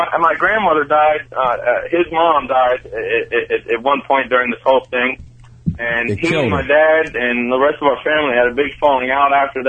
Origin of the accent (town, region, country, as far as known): West Virginia, United States; born or raised there; moved away; also born or lived in Wheeling, West Virginia